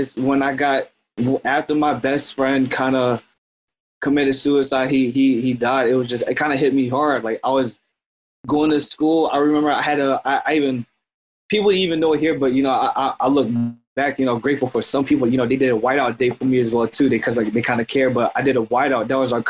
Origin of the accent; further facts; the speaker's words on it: Florence, United States; also born or lived in St. Joseph, Missouri; You know, I was born in Missouri, St. Joseph, Missouri, moved to Florence, which, you know, technically, quote, is kind of where I'm at, is like the hood a lot.